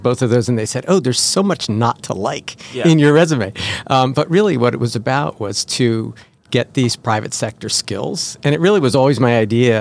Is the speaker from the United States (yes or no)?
yes; New Jersey, United States; I grew up in New Jersey